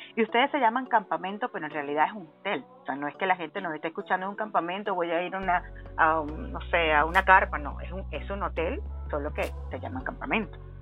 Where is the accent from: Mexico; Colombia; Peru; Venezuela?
Venezuela; como venezolana